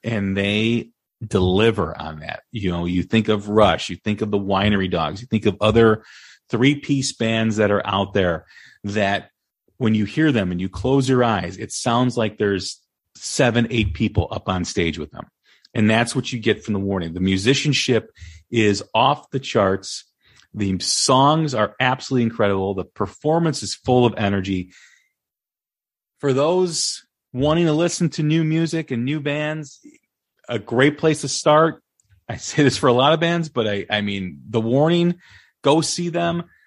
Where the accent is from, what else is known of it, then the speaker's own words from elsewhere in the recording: Des Plaines, Illinois, United States; I grew up in Des Plaines